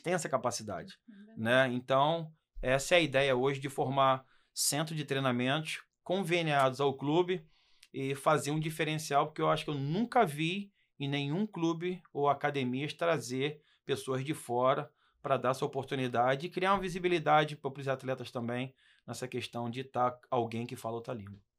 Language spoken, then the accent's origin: Portuguese; Brazil; moved away as an adult; also born or lived in London, England; nós que somos brasileiros